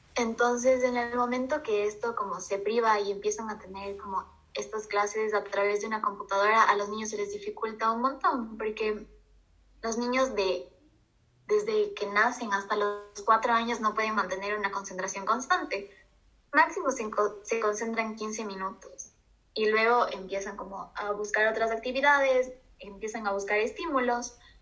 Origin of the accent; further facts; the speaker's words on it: Ecuador; Al final todos somos ecuatorianos